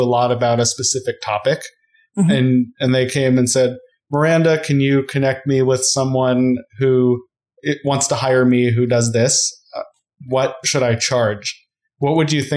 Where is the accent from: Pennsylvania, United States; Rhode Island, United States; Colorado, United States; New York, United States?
Colorado, United States; I'm from Colorado